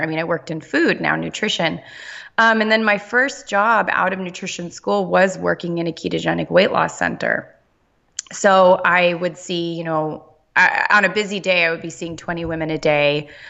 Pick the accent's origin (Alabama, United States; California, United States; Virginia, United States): California, United States; Southern; I grew up in Southern California